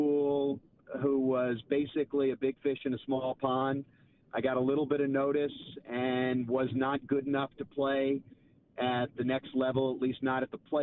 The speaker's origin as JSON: {"language": "English", "country": "United States", "said": "I am an American"}